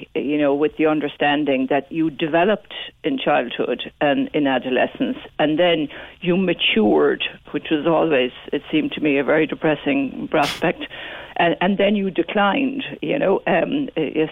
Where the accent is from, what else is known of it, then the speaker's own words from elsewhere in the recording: Midleton, Munster, Ireland; when I was growing up in Middleton